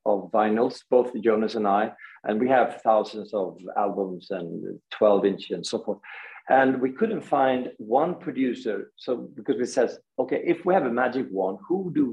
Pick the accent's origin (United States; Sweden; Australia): Sweden; Gothenburg, Västra Götaland; we are from Gothenburg